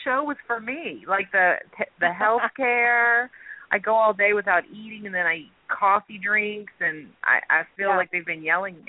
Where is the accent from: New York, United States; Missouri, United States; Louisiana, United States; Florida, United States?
Louisiana, United States; I'm in Louisiana, too. I'm from Louisiana.